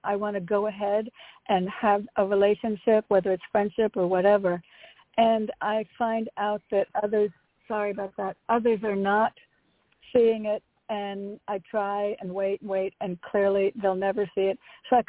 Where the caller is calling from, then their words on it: Connecticut, United States; Hi, it's … from Connecticut.